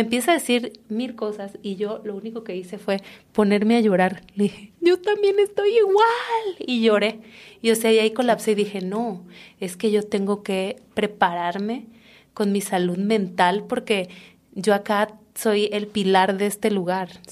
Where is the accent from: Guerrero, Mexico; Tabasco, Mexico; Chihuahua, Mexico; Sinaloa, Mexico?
Tabasco, Mexico; Comalcalco; moved away as an adult; yo soy de un pueblo que se llama Comalcalco, que está en Tabasco